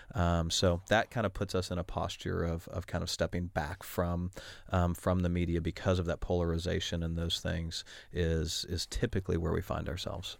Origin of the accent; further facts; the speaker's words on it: Oklahoma City, Oklahoma, United States; I am from Oklahoma City, Oklahoma